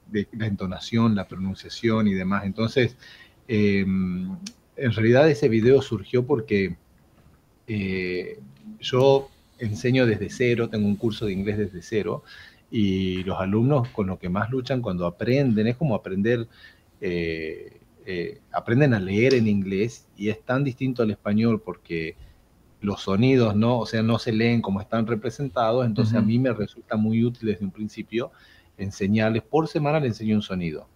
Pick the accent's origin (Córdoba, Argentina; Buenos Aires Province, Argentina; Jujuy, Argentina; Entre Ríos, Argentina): Jujuy, Argentina; moved away as an adult; now in Tucumán, Argentina; yo de hecho soy de Jujuy, pero ya me considero tucumano, vivo aquí desde el año 2003